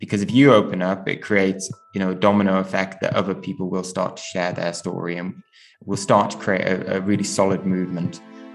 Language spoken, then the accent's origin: English; Newcastle upon Tyne, North East England, United Kingdom; I grew up in Newcastle